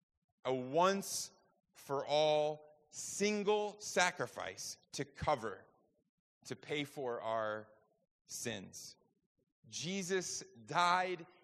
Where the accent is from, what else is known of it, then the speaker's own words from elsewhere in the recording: New York, United States; I grew up in New York, got my driver's permit when I was 15